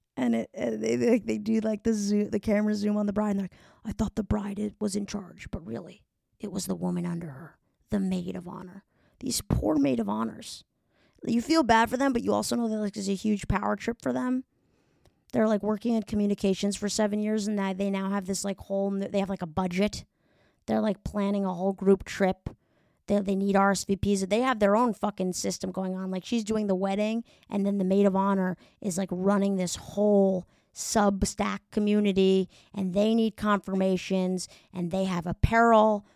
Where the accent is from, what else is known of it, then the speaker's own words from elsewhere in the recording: New York, United States; I'm from New York